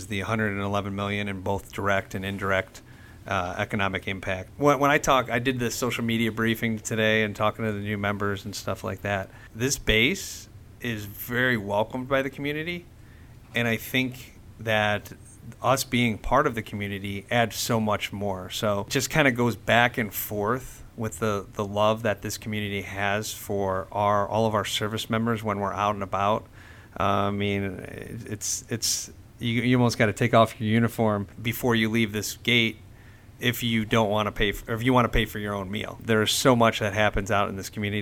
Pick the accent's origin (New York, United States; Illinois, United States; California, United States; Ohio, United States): Ohio, United States; Cleveland; I was called to my hometown of Cleveland